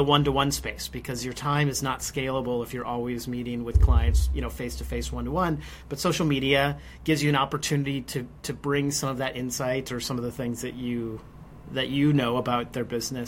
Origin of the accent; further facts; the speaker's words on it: United States; us Americans